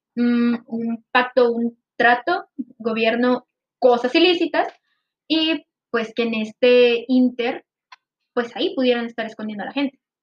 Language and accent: Spanish; Monterrey, Nuevo León, Mexico; nosotros somos de Monterrey, Nuevo León, México.